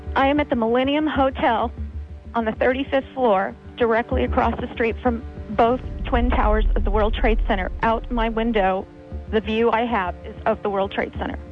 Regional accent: California, United States; now in New York, United States; I'm from California

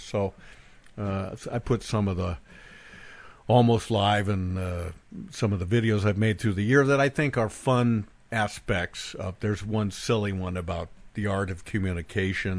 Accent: Bend, Oregon, United States; born or raised there; moved away

